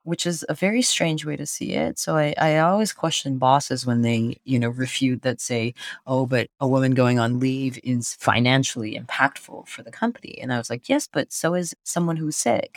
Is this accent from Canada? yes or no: yes; Canada; moved away; as a Canadian